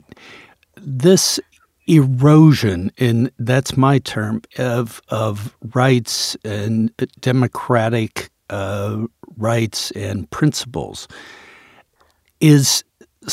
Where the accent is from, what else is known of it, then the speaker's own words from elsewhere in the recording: United States; as an American